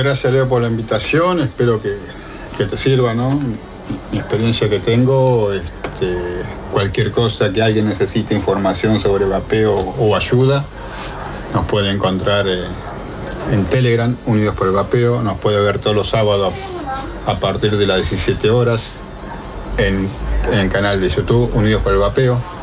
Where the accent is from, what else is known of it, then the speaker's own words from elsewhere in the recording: González Catán, Buenos Aires Province, Argentina; González Catán La Matanza